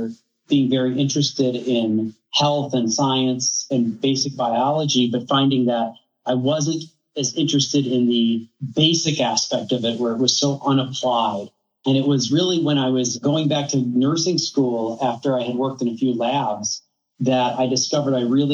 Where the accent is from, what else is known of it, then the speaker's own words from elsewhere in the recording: Wisconsin, United States; I grew up in Wisconsin